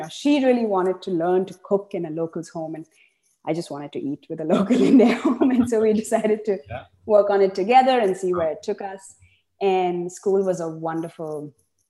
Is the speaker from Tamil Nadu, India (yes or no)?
yes; Chennai, Tamil Nadu, India; moved away as an adult; also born or lived in United States; now in Seattle, United States; I grew up in Chennai, in the south of India